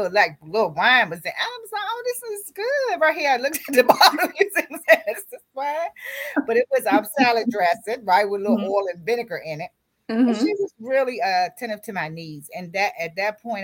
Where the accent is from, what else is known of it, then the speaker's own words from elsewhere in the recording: Washington, District of Columbia, United States; also born or lived in Roxboro, North Carolina; I was born in North Carolina, Roxboro, North Carolina. And my parents moved to the DMV when I was 6 months old. So I was raised in D.C., Washington, D.C.